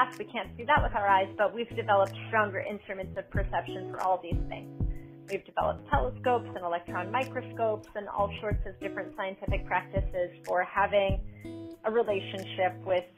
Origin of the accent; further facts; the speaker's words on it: New York, United States; moved away as an adult; now in Boston, United States; I am born and raised in New York and moved to Boston 7 years ago